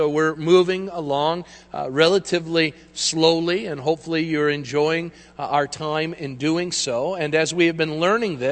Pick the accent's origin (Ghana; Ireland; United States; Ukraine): United States; as Americans